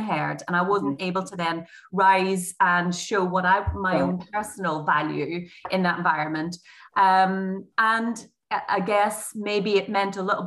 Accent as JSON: {"language": "English", "town": "Derry", "region": "Northern Ireland", "country": "United Kingdom", "moved": "as an adult", "lives_now": "England", "said": "So I'm originally, in case you haven't worked it out from my accent, I'm an OG Derry, and at 24, I moved to England."}